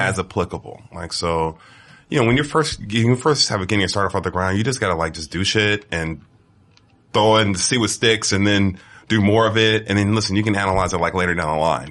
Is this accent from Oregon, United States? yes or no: no; Bay Area, California, United States; I'm from California